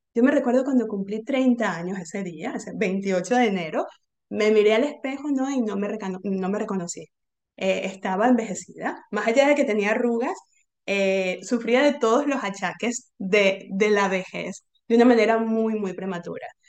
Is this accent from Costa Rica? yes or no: no; Venezuela; moved away; also born or lived in Argentina; Yo soy venezolana